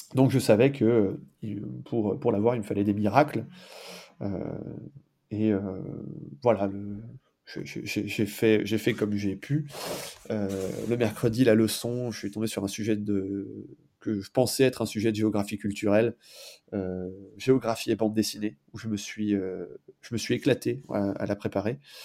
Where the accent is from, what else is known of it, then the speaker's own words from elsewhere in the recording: foot of the Vosges, Moselle, Grand Est, France; moved away; also born or lived in Alps; dans les Vosges, euh, mhm. d'où je suis originaire, au pied des Vosges, en Moselle